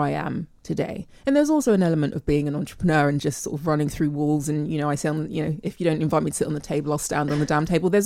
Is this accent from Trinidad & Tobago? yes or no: no; England, United Kingdom; My parents were born here and I'm born here. So my relationship with being British and English